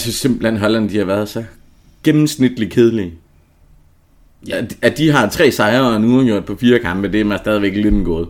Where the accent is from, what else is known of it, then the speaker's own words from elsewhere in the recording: Southern Jutland, Southern Denmark, Denmark; jeg kommer fra Sønderjylland